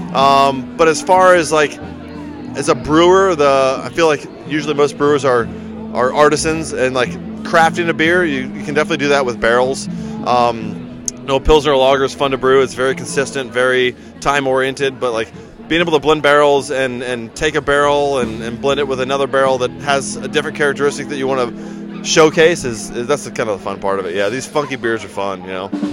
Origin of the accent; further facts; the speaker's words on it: Fort Mill, South Carolina, United States; also born or lived in Alaska / Asheville, North Carolina; my hometown, Fort Mill, South Carolina